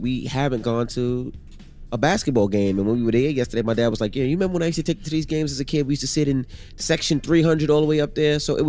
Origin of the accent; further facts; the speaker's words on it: New York, United States; I mean, I'm a New Yorker, so I always want New York to win, regardless of what it is.